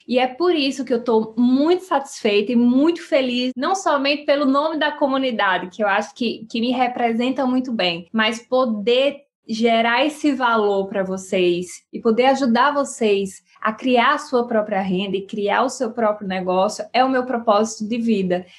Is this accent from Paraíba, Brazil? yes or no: yes; sertão of Paraíba, Brazil; eu sou lá do Nordeste, lá do sertão da Paraíba